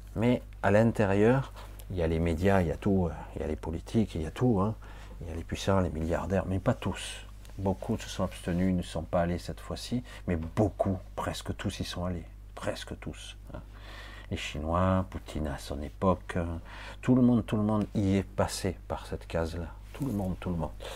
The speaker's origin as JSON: {"language": "French", "country": "France", "moved": "yes", "said": "quand je suis actuellement en Asie, dire je suis français"}